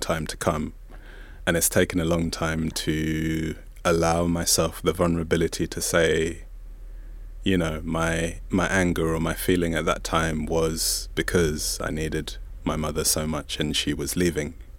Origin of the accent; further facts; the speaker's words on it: Zambia; first language Bemba; English is a second language; I'm from Zambia, and so there's no separation between, there's no separation between siblings and cousins